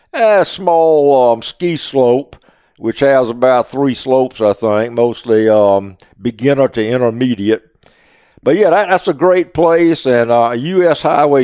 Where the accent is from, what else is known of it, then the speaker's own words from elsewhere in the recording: Holly Hill, South Carolina, United States; also born or lived in Indiana; my hometown of Holly Hill